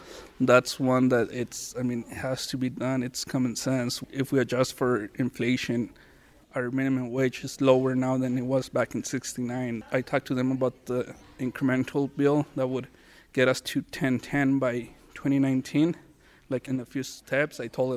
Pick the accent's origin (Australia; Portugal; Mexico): Mexico; Monterrey, Nuevo León; now in Española, United States; I live in Escuintla, New Mexico. I'm originally from Monterrey, Mexico.